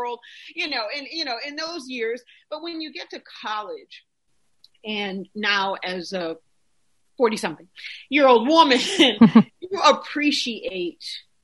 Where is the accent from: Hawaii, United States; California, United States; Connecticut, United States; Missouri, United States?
Connecticut, United States; Windsor; moved away as an adult; also born or lived in Boston, Massachusetts / Pennsylvania; I am a native of New England. So I grew up in Boston / Connecticut